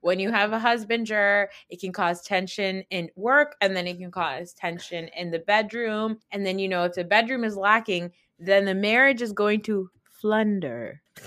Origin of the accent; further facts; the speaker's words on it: New Jersey, United States; I'm from New Jersey